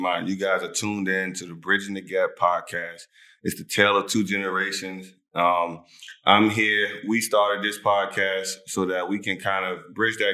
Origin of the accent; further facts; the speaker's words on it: Alexandria, Virginia, United States; moved away as an adult; now in Dubai, United Arab Emirates; I am from Alexandria, Virginia, you know, proud of it, AVA. I went to T.C. Williams High School